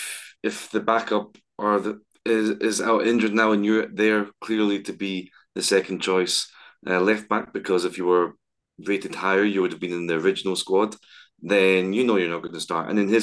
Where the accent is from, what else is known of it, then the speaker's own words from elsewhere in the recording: Scotland, United Kingdom; now in Madrid, Spain; as a Scot